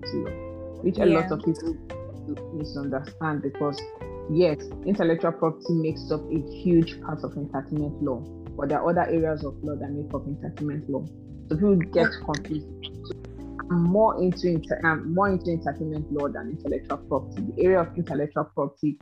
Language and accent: English; the East, eastern Nigeria, Nigeria; moved away; I grew up in the East. And most of you all know that the East is kind of litigation based.